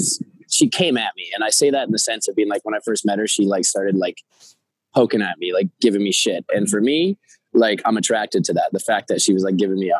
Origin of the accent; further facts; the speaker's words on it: New York City, New York, United States; as a New Yorker and studying acting here